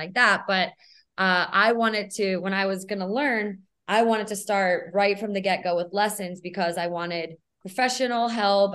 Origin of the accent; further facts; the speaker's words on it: New Jersey, United States; moved away as an adult; now in San Diego, United States; So I moved to the West Coast from the East Coast. I'm originally from New Jersey, and I moved out for my relationship